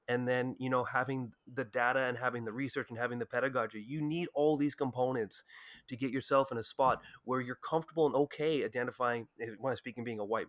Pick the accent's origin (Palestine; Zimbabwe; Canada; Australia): Canada; Ottawa, Ontario; I came from Ottawa, which is a particularly white community, white town in Canada.